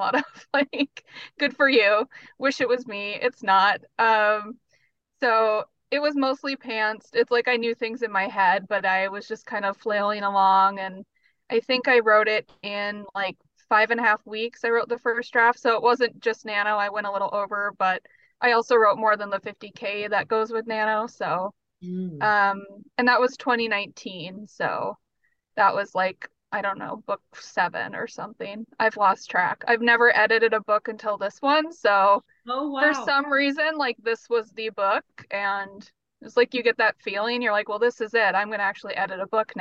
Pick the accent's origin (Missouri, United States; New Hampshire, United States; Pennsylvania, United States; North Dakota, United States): North Dakota, United States; moved away as an adult; now in Minneapolis, United States; growing up there